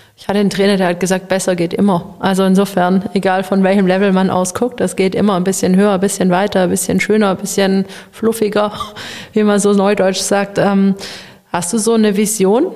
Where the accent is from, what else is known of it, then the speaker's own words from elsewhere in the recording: Baden-Württemberg, Germany; also born or lived in Nuremberg / Leipzig; ich wollte wieder hier in meine Heimatregion zurück. Ich bin hier aufgewachsen, meine Familie ist hier